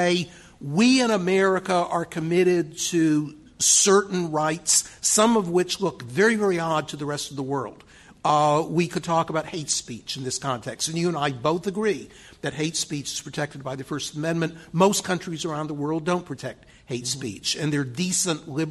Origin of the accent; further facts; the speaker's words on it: Texas, United States; I'm just a Texan.